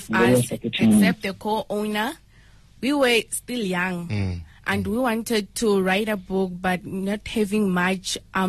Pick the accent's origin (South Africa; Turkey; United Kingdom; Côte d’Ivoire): South Africa; Magangeni village, Limpopo; I'm a 15-year-old girl, and I'm coming from a village called Magangeni